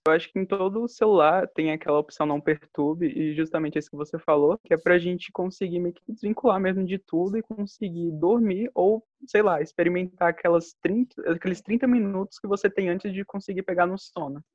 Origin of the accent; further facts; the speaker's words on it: Brasília, Federal District, Brazil; sou de Brasília